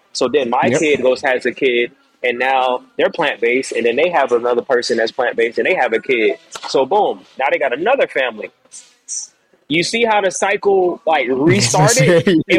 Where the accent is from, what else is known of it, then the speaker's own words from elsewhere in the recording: Jamaica; I didn't grow up eating like that, bro. I'm Jamaican, bro. Like, we eating curry chicken, jerk chicken, you know, like, I eat regular food like everybody else.